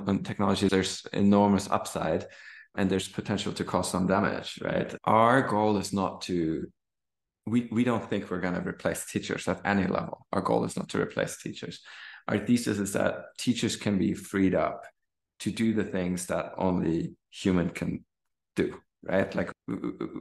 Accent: Germany; English is a second language; moved away as an adult; also born or lived in Stanford, United States / Kenya; learning to read in English growing up in Germany

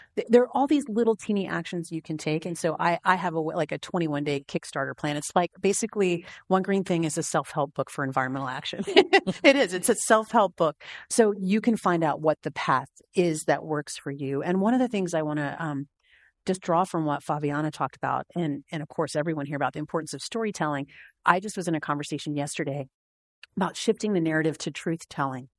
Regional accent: Tennessee, United States; now in Montana, United States; I'm from Tennessee. I live in Montana.

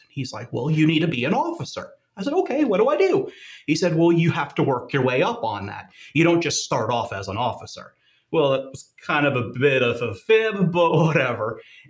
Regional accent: Tampa, Florida, United States; I grew up in the Tampa Bay, Florida area.

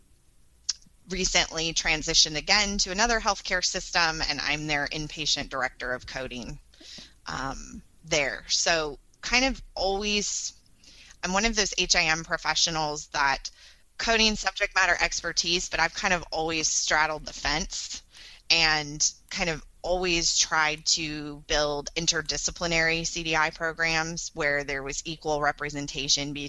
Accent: Northern California, United States; this is my hometown where I grew up. And it was 130-bed small community hospital

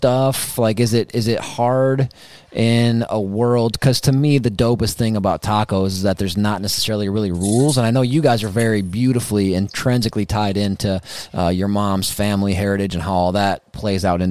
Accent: Wisconsin, United States; also born or lived in Austin, Texas; I'm from Wisconsin

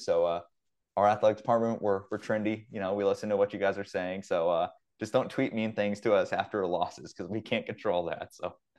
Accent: Ellinwood, Kansas, United States; back in my hometown, Ellenwood, Kansas

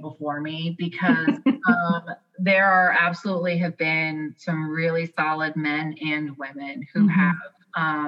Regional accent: New York, United States; also born or lived in the South, United States; now in US South; I grew up in New York

